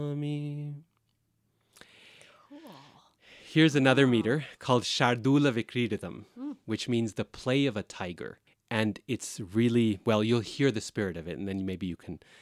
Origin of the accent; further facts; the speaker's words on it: Boise, Idaho, United States; I grew up in Boise, Idaho.